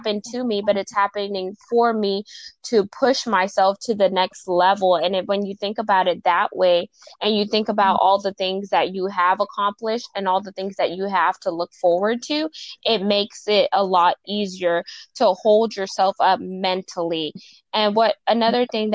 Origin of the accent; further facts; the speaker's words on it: Houston, Texas, United States; I'm from Houston, Texas